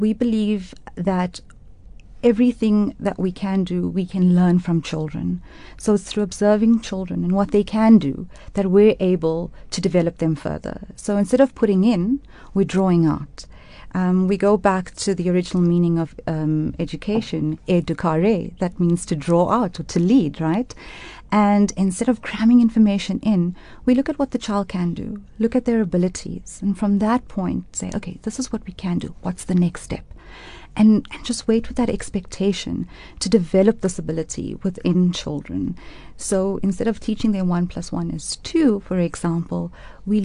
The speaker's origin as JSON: {"language": "English", "town": "Durban", "region": "KwaZulu-Natal", "country": "South Africa", "tie": "born or raised there", "moved": "as an adult", "lives_now": "Johannesburg, South Africa", "said": "I was born in Durban and raised in Durban, and I moved to Johannesburg in 2004"}